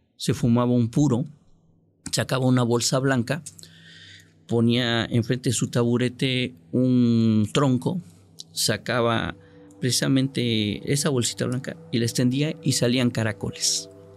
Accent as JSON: {"language": "Spanish", "town": "Córdoba", "region": "Veracruz", "country": "Mexico", "tie": "born or raised there", "also_born_or_lived": "Otatitlán, Veracruz", "moved": "yes", "lives_now": "Tuxtepec, Mexico", "said": "Yo soy nativo de Córdoba, originario de Córdoba, Veracruz"}